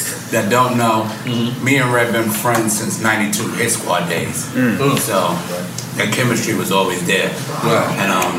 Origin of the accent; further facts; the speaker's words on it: New York City, New York, United States; I'm from Brooklyn.